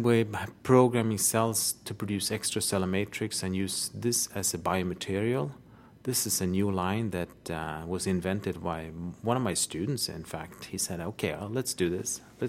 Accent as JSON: {"language": "English", "country": "Sweden", "said": "I'm from Sweden, Uppsala University."}